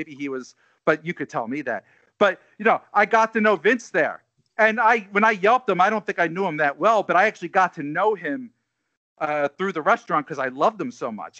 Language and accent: English; Delaware County, Pennsylvania, United States